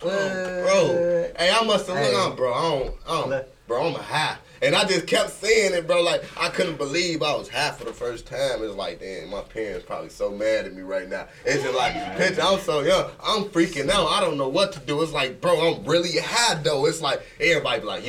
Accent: Belize; I'm from Belize

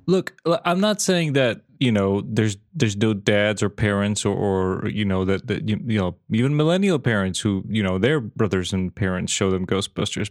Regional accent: Serbia; moved away as an adult; also born or lived in Belfast; I moved away from Serbia

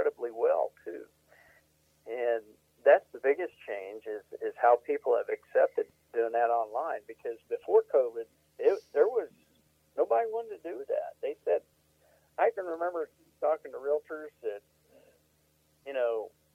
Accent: Missouri, United States; now in Iowa, United States; I'm from Missouri

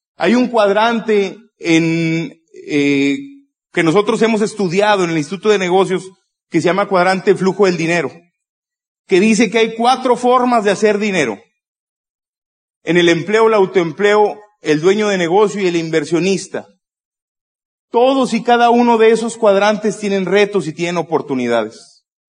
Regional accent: Monterrey, Nuevo León, Mexico; yo soy de Monterrey

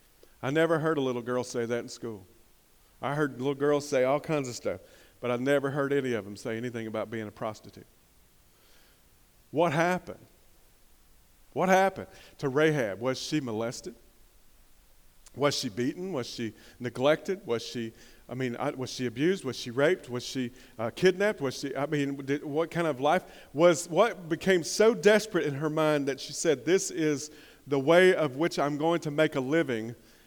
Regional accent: Hampton, Virginia, United States; partly because I was a little bit afraid, because I'm from Hampton.

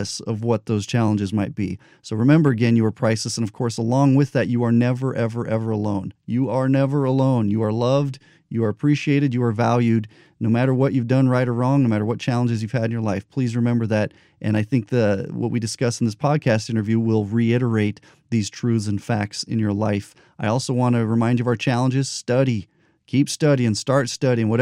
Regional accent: New Mexico, United States; I grew up in New Mexico.

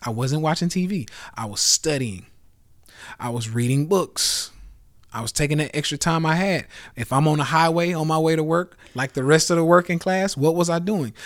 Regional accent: Nashville, Tennessee, United States; I'm from Nashville

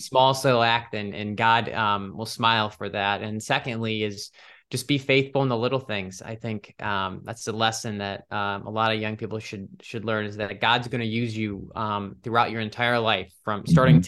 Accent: Cleveland, Ohio, United States; moved away as an adult; now in Washington, DC, United States; I'm from Ohio, Cleveland, Ohio originally

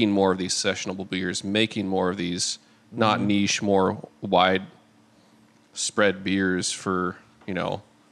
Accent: Newton, Iowa, United States; also born or lived in Portland; I know it's a rough town. I'm from Newton

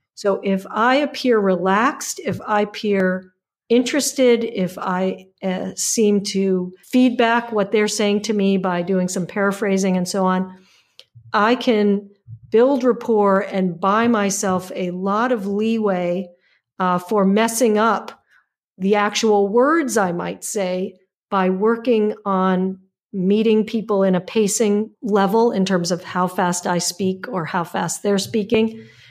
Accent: United States; as an American

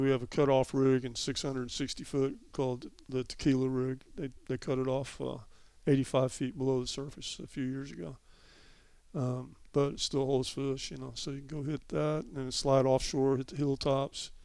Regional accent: Texas, United States; we're from Texas. We got to do things a little bit bigger

